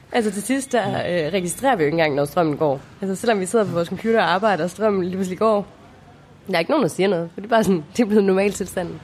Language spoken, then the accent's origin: Danish; Denmark; moved away as an adult; hjemme i Danmark med vores normale jobs